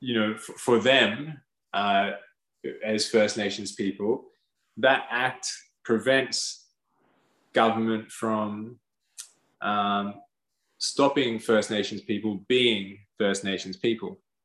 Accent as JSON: {"language": "English", "country": "Australia", "tie": "born or raised there", "said": "Because we've been born to this land, or I have."}